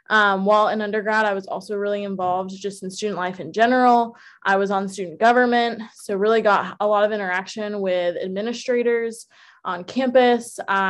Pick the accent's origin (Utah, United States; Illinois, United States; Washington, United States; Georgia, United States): Georgia, United States; Atlanta; also born or lived in Philadelphia / New Jersey / District of Columbia, United States; I was born in Philadelphia, also like …, but I call Atlanta home. That's where I spent the most formative years of my life.